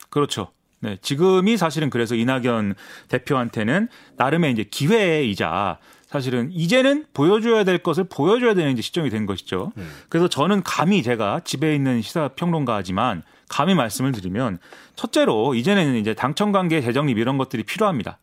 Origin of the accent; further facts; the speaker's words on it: Suwon, Gyeonggi Province, South Korea; 제가 이제 수원 사람인데